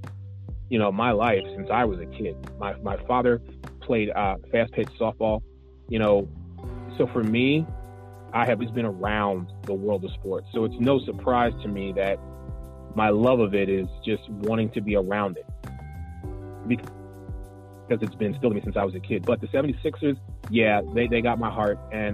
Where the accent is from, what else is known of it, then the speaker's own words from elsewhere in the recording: Philadelphia, Pennsylvania, United States; now in Orlando, United States; growing up in the Pennsylvania, Philadelphia area, I don't still live up there